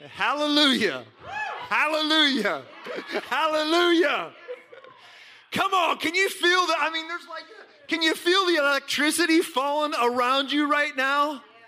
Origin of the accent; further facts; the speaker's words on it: Johnstown, Pennsylvania, United States; I was born in Johnstown, Pennsylvania